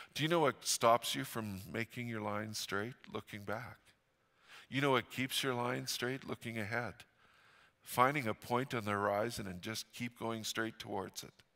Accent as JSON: {"language": "English", "town": "Fort St. John", "region": "British Columbia", "country": "Canada", "tie": "born or raised there", "said": "I grew up in Fort Saint John."}